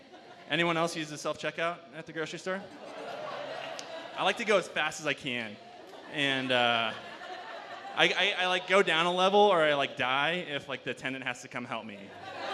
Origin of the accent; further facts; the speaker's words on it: Nebraska, United States; now in Steamboat Springs, United States; living in Nebraska, where I grew up. I grew up in Nebraska